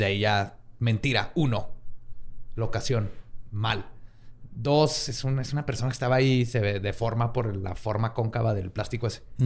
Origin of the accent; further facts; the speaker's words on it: Mexico; como mexicanos